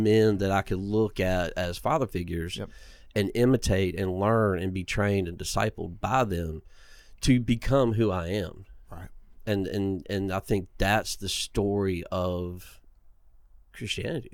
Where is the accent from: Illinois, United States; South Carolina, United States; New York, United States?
South Carolina, United States; Inman; I grew up in Inman, South Carolina, um, on a peach farm